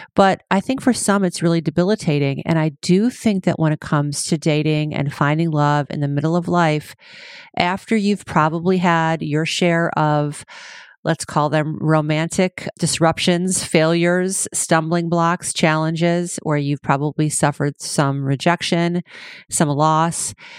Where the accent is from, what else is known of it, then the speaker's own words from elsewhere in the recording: Cleveland, Ohio, United States; also born or lived in Chicago, Illinois; now in California, United States; I was born in Cleveland, lived in Chicago most of my life, And now here I am in California